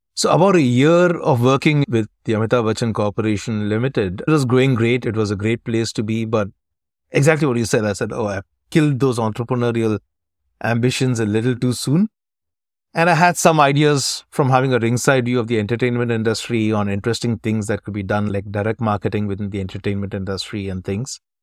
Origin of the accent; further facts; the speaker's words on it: South India, India; also born or lived in Dubai / Chennai; I'm originally from South India, where we understand Hindi, but not too well